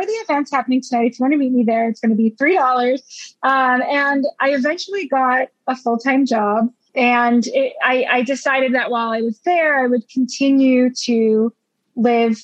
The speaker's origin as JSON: {"language": "English", "region": "Florida", "country": "United States", "moved": "as an adult", "lives_now": "New York, United States", "said": "I'm actually originally from Florida"}